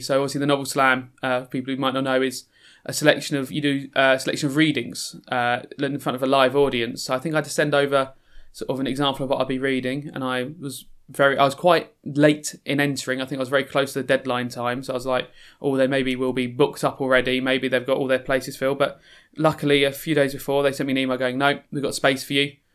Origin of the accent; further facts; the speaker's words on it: London, United Kingdom; moved away as an adult; also born or lived in Croydon; now in Sheffield, United Kingdom; I'm from South London originally, uh, sort of born in Croydon in South London, and then, uh, as a lot of families did, as, you know, parents sort of started doing better economically, moved slowly out of South and South and South